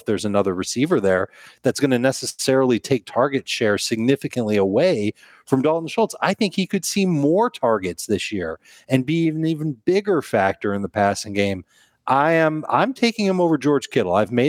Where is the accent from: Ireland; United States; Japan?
Japan; Osaka; I'm from Osaka, Japan, and I'm a sailor by trade, but I also dabble in the fantasy arts.